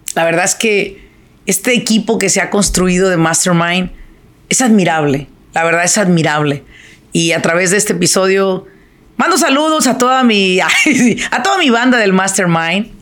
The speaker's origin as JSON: {"language": "Spanish", "town": "Apatzingán", "region": "Michoacán", "country": "Mexico", "moved": "yes", "lives_now": "Irvine, United States", "said": "yo soy de Apachingán, ¿verdad? Me vine de Apachingán por el calor"}